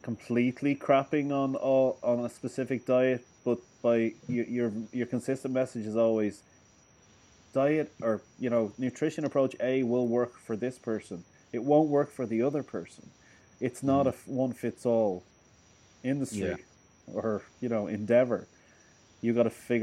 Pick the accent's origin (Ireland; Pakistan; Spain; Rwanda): Ireland; Dublin, Leinster; I'm from Dublin